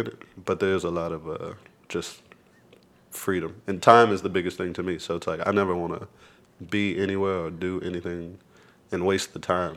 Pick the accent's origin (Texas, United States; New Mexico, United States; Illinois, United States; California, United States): Texas, United States; Lubbock; moved away as an adult; now in Austin, United States; I grew up in Lubbock